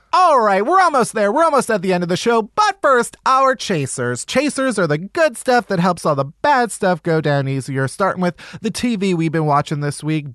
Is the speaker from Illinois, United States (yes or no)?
yes; outside of Chicago, Illinois, United States; I'm from Chicago, outside of Chicago